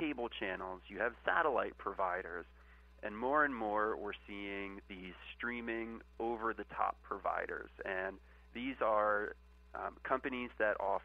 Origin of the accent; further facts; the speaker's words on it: Annapolis, Maryland, United States; moved away as an adult; now in Washington, D.C., United States; I'm originally from Annapolis, Maryland